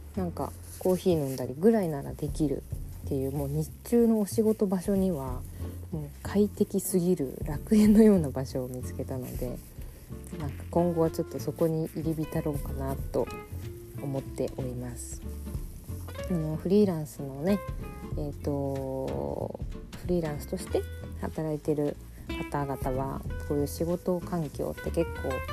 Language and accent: Japanese; Fukuoka, Japan; moved away as an adult; also born or lived in Europe; now in Tokyo, Japan; 地元は福岡なので福岡に帰った時には、まあ、実家があったり